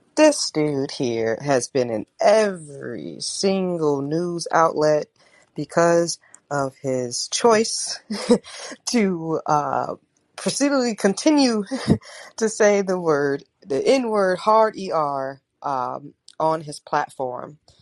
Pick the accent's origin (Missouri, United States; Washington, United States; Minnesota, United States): Missouri, United States; St. Louis; I was born in St. Louis